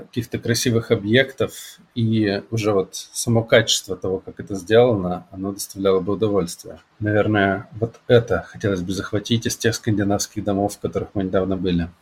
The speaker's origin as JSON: {"language": "Russian", "region": "Siberia", "country": "Russia", "also_born_or_lived": "Krasnoyarsk", "moved": "yes", "said": "Я сибиряк, который привык к такому климату"}